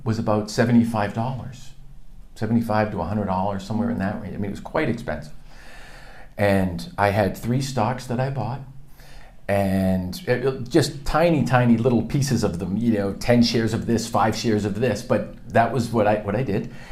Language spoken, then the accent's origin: English; suburb of Boston, Massachusetts, United States; I was born in Massachusetts